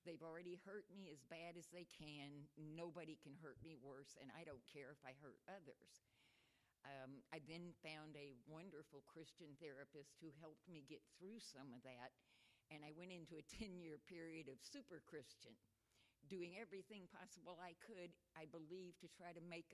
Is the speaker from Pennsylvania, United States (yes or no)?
no; Texas, United States; I was born in Texas.